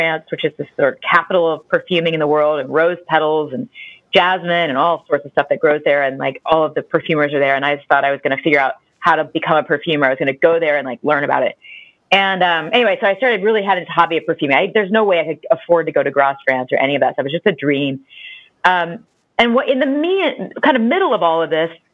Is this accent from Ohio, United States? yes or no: yes; Ohio, United States